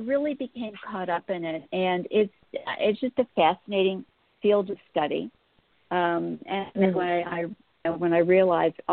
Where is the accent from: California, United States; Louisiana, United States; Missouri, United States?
Missouri, United States; St. Louis; I'd been born and bred in St. Louis